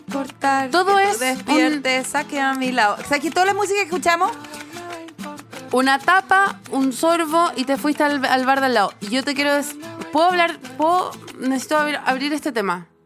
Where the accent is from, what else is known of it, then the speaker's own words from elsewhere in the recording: Chile; accent: Chilean; así como mi chileno desaparece, apenas llego al otro país, empiezo a hablar como Amaro es Pablo, o si estoy en Argentina, hablo como no sé quién, pero hablo como siempre en un eh, español neutro espantoso